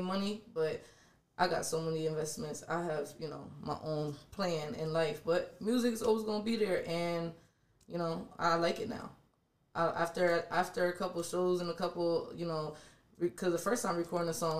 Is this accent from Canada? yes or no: no; York, Pennsylvania, United States; moved away as an adult; also born or lived in Washington, D.C.; I definitely was born and raised in York, but like I said, I ventured out. I lived in D.C. for a little bit.